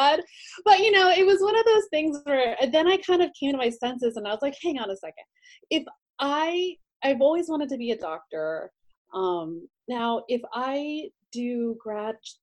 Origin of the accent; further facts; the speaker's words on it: West Virginia, United States; moved away as an adult; now in Los Angeles, United States; I'm originally from West Virginia. Mm. I grew up there and went to medical school there